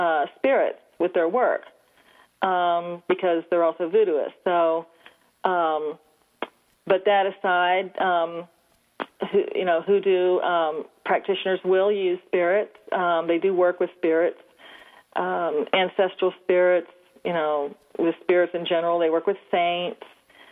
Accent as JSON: {"language": "English", "town": "New Orleans", "region": "Louisiana", "country": "United States", "tie": "born or raised there", "said": "Yes. Mm-hmm. I was born and raised in New Orleans."}